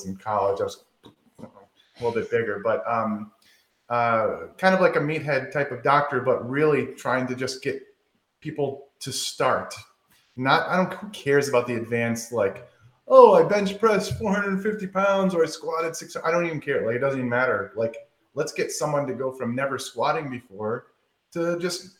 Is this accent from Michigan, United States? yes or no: yes; Michigan, United States; now in the South, United States; I said pop, but I'm from Michigan